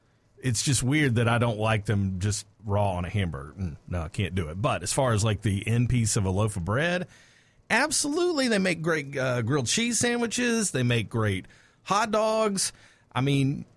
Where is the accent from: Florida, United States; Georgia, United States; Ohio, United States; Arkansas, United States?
Georgia, United States; Mableton; I grew up in Mableton and we didn't have any money